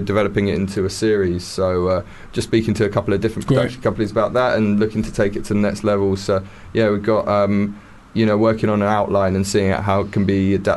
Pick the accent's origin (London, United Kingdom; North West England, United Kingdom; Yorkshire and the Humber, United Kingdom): London, United Kingdom; growing up in London